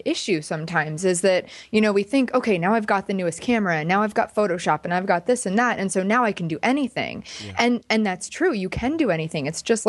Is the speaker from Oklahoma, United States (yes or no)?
no; Pennsylvania, United States; I'm from Pennsylvania. So I decided to go for LA, but I never really felt like I belonged there.